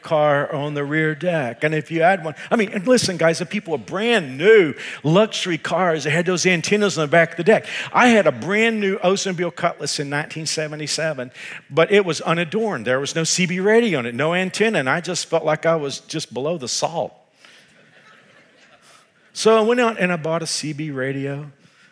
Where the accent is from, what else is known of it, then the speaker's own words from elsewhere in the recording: Texas, United States; I am from Texas